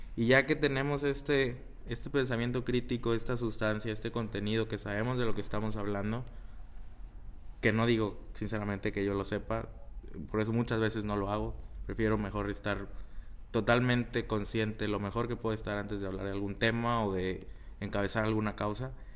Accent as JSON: {"language": "Spanish", "town": "Ciudad Victoria", "region": "Tamaulipas", "country": "Mexico", "tie": "born or raised there", "moved": "as an adult", "lives_now": "Chicago, United States", "said": "soy orgullosamente tamaulipeco y orgullosamente victorense. Eh, ahí he vivido la mayoría de mi vida"}